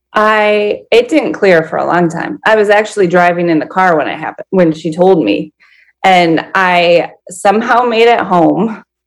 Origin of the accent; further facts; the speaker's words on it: Minnesota, United States; I'm 39 and I'm from Minnesota